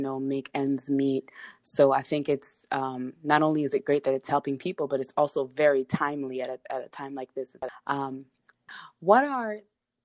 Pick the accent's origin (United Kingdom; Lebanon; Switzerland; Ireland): Lebanon; now in United States; I was born in Lebanon and my family and I came to America in the year 2000.